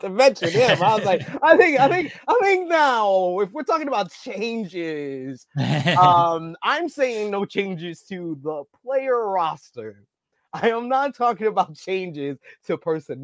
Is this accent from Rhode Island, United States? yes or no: no; New York City, New York, United States; I grew up in Harlem